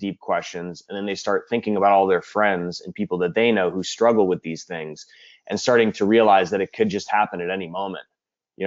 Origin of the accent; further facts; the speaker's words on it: Cleveland, Ohio, United States; now in Los Angeles, United States; I'm a filmmaker in Los Angeles. I'm from Cleveland originally